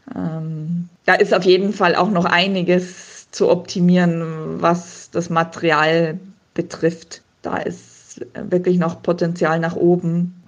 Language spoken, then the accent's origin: German; Munich, Bavaria, Germany; moved away as an adult; now in Mondsee, Austria; ich bin ja in München geboren und aufgewachsen